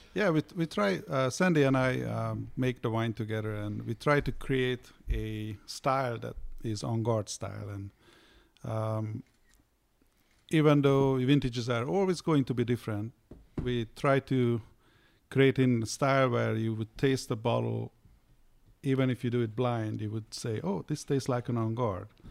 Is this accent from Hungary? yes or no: yes; Hungary; now in United States; I grew up in Hungary